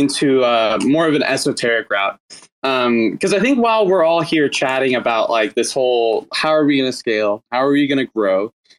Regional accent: Arkansas, United States; a senator from my home state of Arkansas

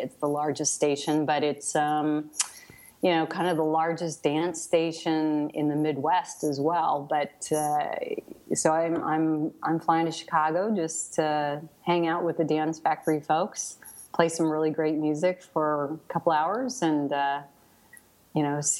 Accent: Scotland, United Kingdom; I mean, I'm Scottish, so it's not that far away.

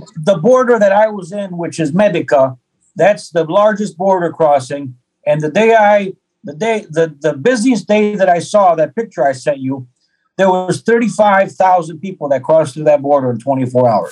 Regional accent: Detroit, Michigan, United States; moved away; also born or lived in Ukraine; I have an American passport. I was born in Detroit, Hudson Hospital

